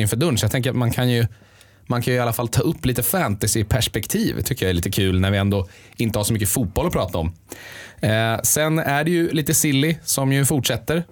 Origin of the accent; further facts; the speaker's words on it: Sweden; Vi är ju ändå svenskar